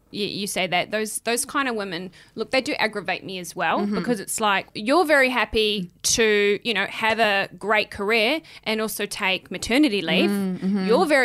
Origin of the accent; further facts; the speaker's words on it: New Zealand; I'm white. I come from New Zealand.